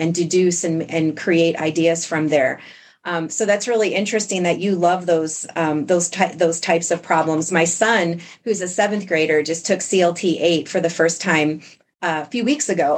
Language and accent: English; New York, United States; I grew up in New York State